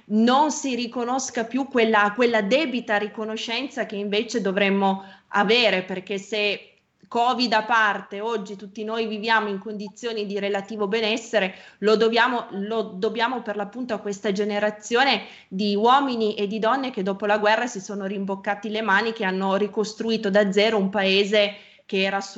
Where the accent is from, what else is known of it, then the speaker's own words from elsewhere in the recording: Piedmont, Italy; io come sa sono piemontese